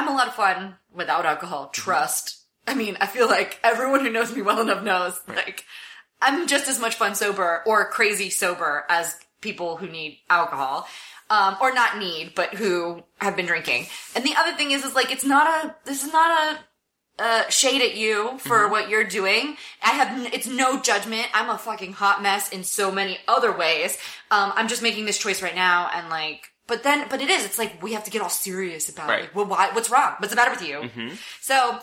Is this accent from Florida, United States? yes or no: yes; Miami, Florida, United States; I'm from Miami